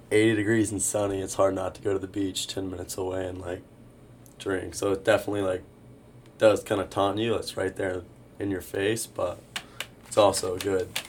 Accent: Lakeland, Florida, United States; now in Boca Raton, United States; I'm from Lakeland, Florida.

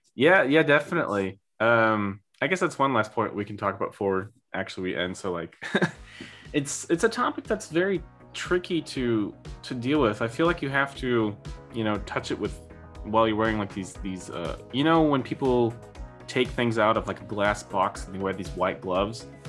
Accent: United States; now in Germany

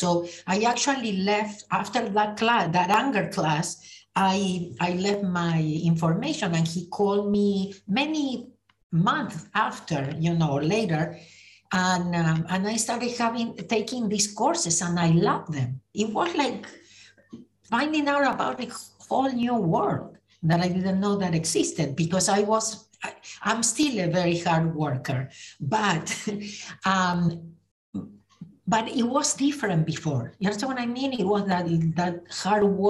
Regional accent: Argentina; moved away as an adult; now in United States; I was born in Argentina. I moved to the US in 1983

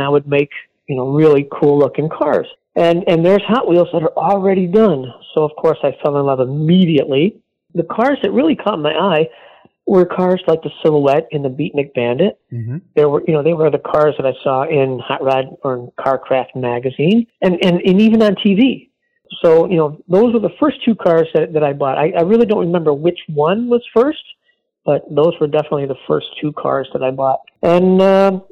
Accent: New York, United States; I grew up in New York State where we had winter like 11 months out of the year

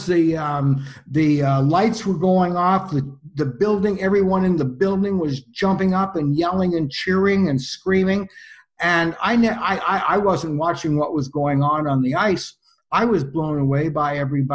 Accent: Toronto, Ontario, Canada; I'm from Toronto, born here, and several generations of my family on the Milne side anyway, born here

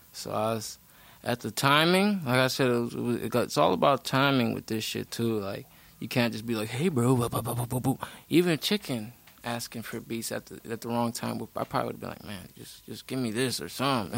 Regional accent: Milwaukee, Wisconsin, United States; Milwaukee, born and raised

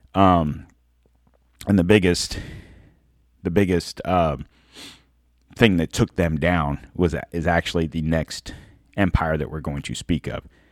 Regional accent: United States; We're American

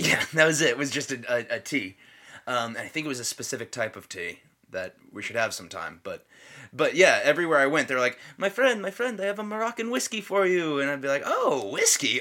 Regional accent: United States; as an American

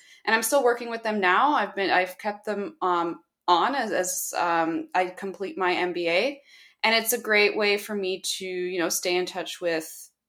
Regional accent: Toronto, Ontario, Canada; I'm from Toronto, Canada, and I'm currently pursuing my MBA at the Schulich School of Business at York University in Toronto.

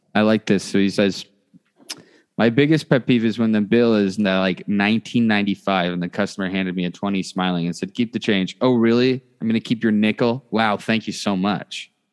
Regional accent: Canada; we are Canadian.

